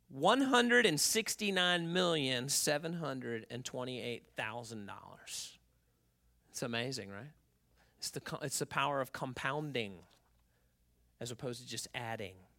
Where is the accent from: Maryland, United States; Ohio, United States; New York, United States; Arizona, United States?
Maryland, United States; Baltimore; moved away; I grew up in Baltimore